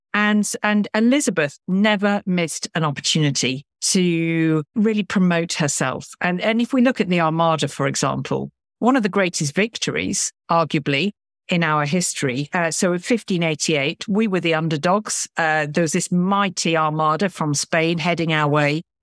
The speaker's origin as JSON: {"language": "English", "town": "Lincoln", "region": "East Midlands", "country": "United Kingdom", "tie": "born or raised there", "said": "I grew up in Lincoln, which, um, is an incredibly historic town in the sort of Midlands of England"}